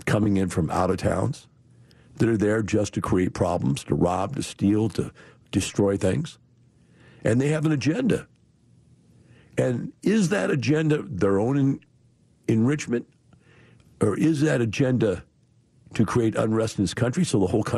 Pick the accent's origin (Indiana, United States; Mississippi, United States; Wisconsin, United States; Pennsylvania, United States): Wisconsin, United States; Madison; I grew up in Madison, Wisconsin during the Vietnam War